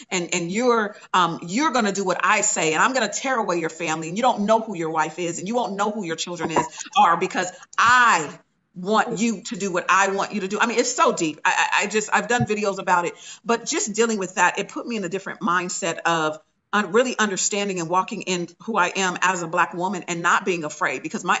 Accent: Inglewood, California, United States; I'm from Inglewood, California

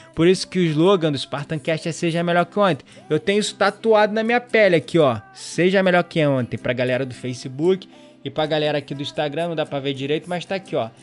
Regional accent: Rio de Janeiro, Brazil; eu sou do Rio

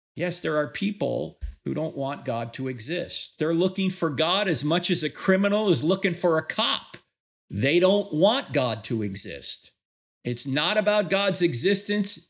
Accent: New Jersey, United States; When I grew up in New Jersey back in the sixties and seventies

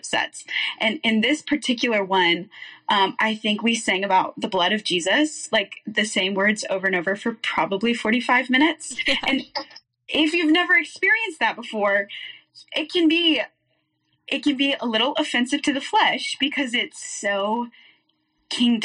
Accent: Waco, Texas, United States; also born or lived in Denver, Colorado / Kansas; I was born in Denver, Colorado, lived there for a couple years, moved to Kansas, where my dad worked at a church, and then we moved to Waco when I was young, kindergarten age. And so grew up there

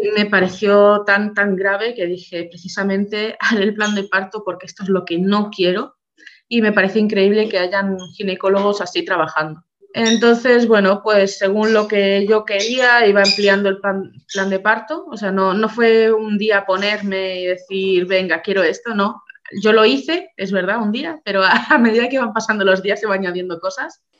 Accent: Barcelona, Catalonia, Spain; nosotros somos de Barcelona

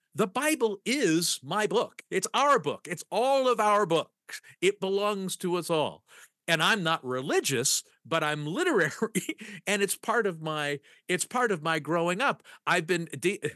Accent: United States; I'm from America

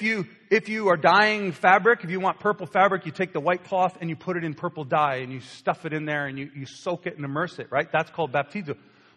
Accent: Canada; but we're Canadian, Pastor. We don't do those things. We don't express it. We have British roots.

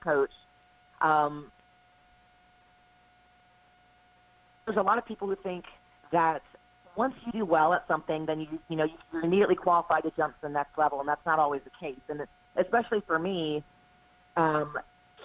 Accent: Houston, Texas, United States; moved away as an adult; now in Charlotte, United States; from Houston, Texas, which is where I grew up, to Charlotte, North Carolina, I moved here for a job in 2012.

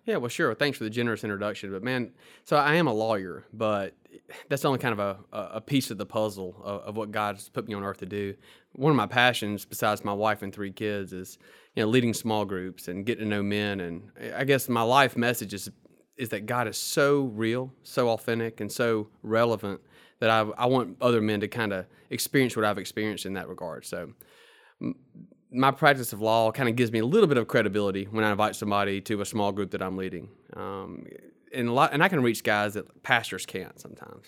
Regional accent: Mississippi, United States; as you can probably tell from my accent, I grew up in Mississippi, in a little small town

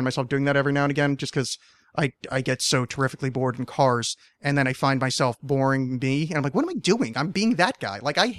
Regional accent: New York, United States; because I grew up in the New York metro area. So every fucking Thanksgiving, I had to hear that piece of shit song.

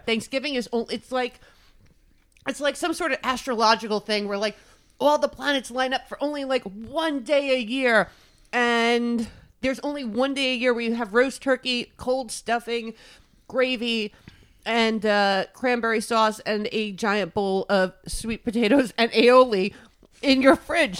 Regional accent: New York City, New York, United States; also born or lived in Brooklyn; growing up in New York City, I did not know about Wawa

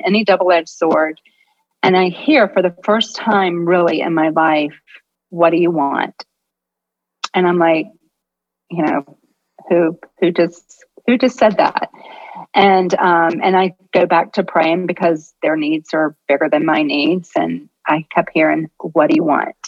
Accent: Jacksonville, Florida, United States; I grew up in Jacksonville, Florida

